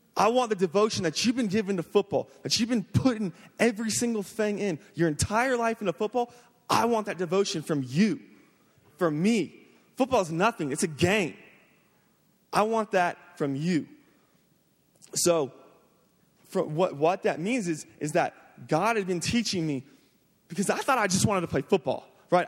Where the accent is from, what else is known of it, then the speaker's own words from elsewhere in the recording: Jacksonville, Florida, United States; I'm from Jacksonville, Florida. Um, I grew up playing football, man, since I was the age of four. I just, and it's the culture there in Florida